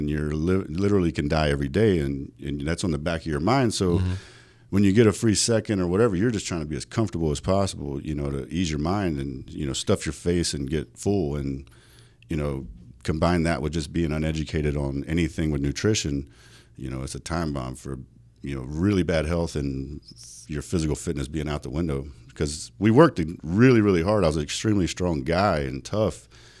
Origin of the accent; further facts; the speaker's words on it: North Dakota, United States; also born or lived in South Carolina; now in Las Vegas, United States; Originally born in South Carolina, but moved to Vegas from North Dakota.